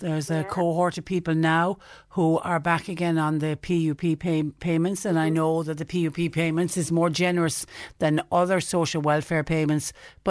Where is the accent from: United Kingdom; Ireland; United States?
Ireland